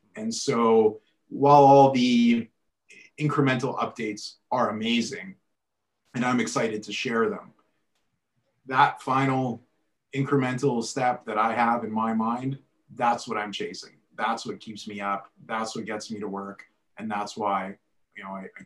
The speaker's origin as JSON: {"language": "English", "town": "Edmonton", "region": "Alberta", "country": "Canada", "tie": "born or raised there", "said": "Born and raised in Edmonton."}